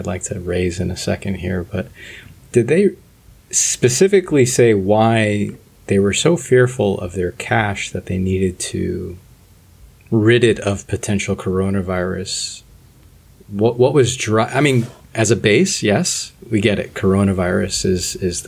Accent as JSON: {"language": "English", "country": "United States", "said": "as an American"}